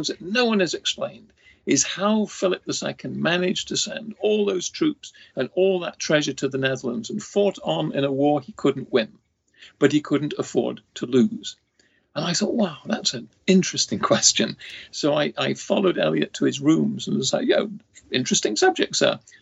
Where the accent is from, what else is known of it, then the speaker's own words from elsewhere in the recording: Nottingham, East Midlands, United Kingdom; moved away as an adult; also born or lived in Cambridge / St Andrews; now in Ohio, United States; I was born in Nottingham, England in 1943